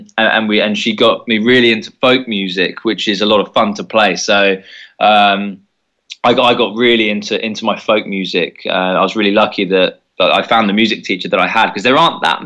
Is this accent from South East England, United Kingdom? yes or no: yes; Brighton, South East England, United Kingdom; we're from Brighton, down southeast of England, just underneath London